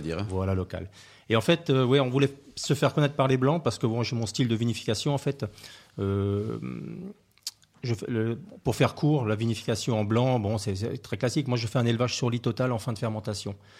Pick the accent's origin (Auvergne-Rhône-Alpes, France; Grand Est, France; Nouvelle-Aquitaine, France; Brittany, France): Grand Est, France; Alsace; moved away; je suis originaire d'Alsace